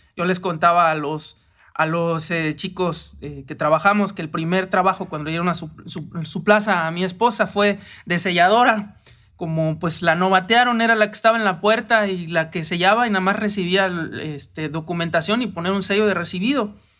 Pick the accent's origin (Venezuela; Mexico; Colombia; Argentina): Mexico; como hombres y como mexicanos